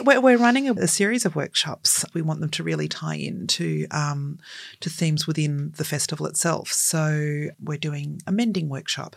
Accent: Australia; We are a colonised country

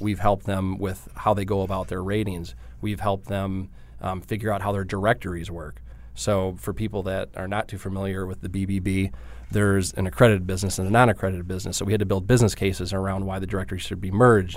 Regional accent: Trenton, Michigan, United States; accent: Midwest; moved away; I grew up in Detroit, uh, just south, small town called, uh, Trenton.

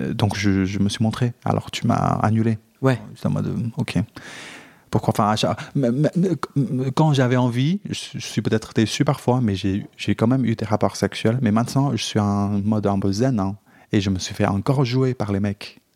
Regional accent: China; now in France; j'ai grandi, enfin, je suis chinois. Euh, donc j'ai grandi dans un pays

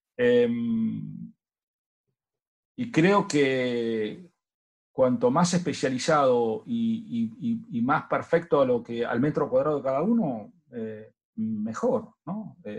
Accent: Argentina; lo que usamos acá en Argentina

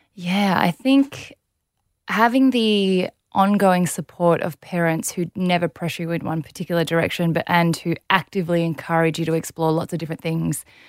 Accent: Melbourne, Victoria, Australia; also born or lived in South Korea; grew up in Melbourne, beautiful family

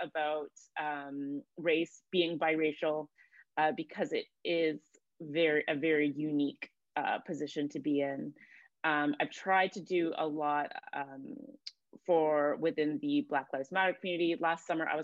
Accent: Cambridge, Ontario, Canada; moved away as an adult; also born or lived in Toronto / London, England; I grew up in Cambridge, Ontario

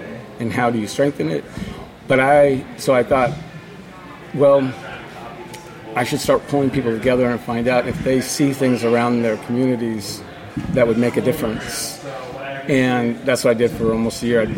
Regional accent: Portland, Oregon, United States; I grew up here in Portland

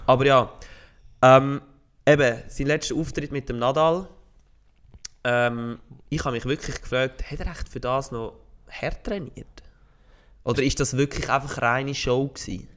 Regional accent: Switzerland; als stolzer Schweizer

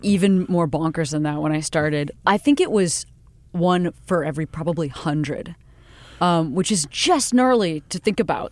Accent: Western Springs, Illinois, United States; I grew up outside Chicago, fifteen miles west of the city in a little teeny town called Western Springs

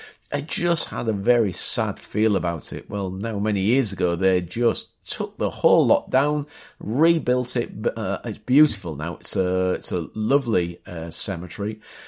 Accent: Bapaume, Hauts-de-France, France; It also twinned itself with Bapaume, my hometown.

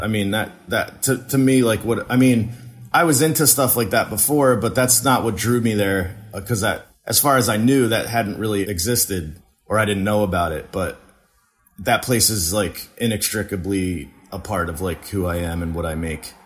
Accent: New Jersey, United States; moved away as an adult; also born or lived in Western Massachusetts; now in Philadelphia, United States; I grew up in Jersey

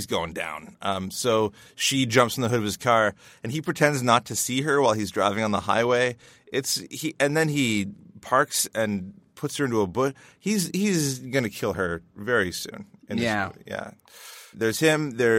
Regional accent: Canada; We're Canadian.

